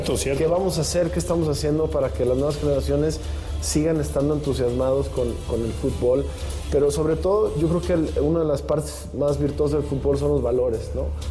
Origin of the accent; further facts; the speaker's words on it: Mexico; como mexicanos